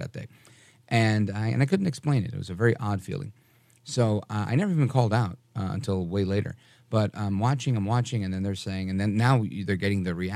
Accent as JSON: {"language": "English", "town": "New York City", "region": "New York", "country": "United States", "tie": "born or raised there", "moved": "yes", "lives_now": "North Jersey, United States", "said": "I was born in Brooklyn, New York. I live in North Jersey now"}